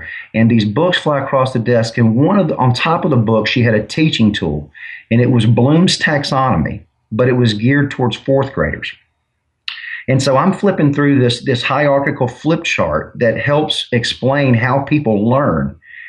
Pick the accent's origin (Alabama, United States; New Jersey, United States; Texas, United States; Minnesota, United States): Alabama, United States; Mobile; I'm from Mobile, Alabama, so I love the University of Alabama.